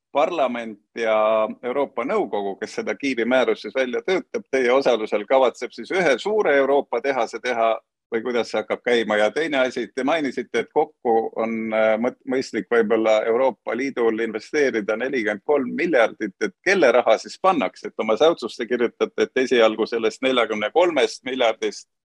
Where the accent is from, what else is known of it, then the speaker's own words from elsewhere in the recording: Tallinn, Harju County, Estonia; minu kodulinn Tallinn